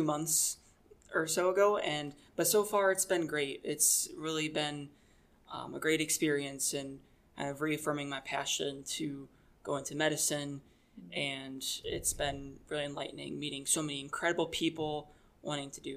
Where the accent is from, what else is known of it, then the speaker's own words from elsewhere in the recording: Taylor, Michigan, United States; I was born and raised in Michigan. I grew up in a city called Taylor